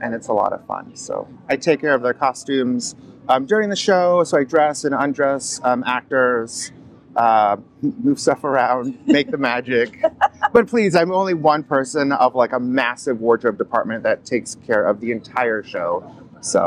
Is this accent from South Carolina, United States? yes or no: no; Inverness, Florida, United States; moved away as an adult; now in New York, United States; I grew up in Inverness, so then on the border of Inverness and Floral City